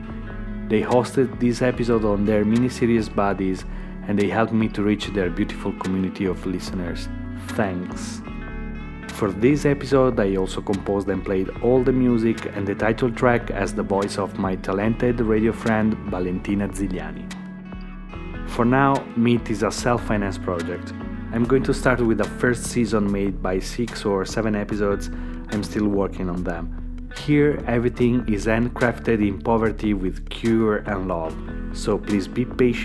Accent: Verona, Veneto, Italy; now in Rome, Italy; Verona, my hometown

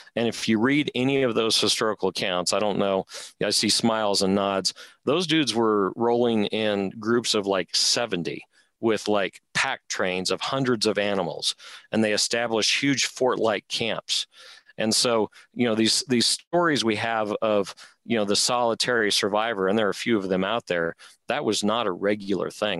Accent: Rocky Mountains, United States; I'm from the Rocky Mountains.

